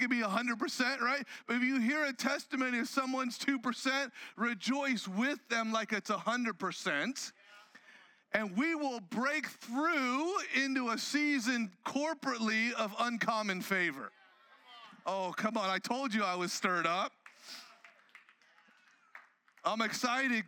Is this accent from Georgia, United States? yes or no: no; Southern California, United States; I grew up in Southern California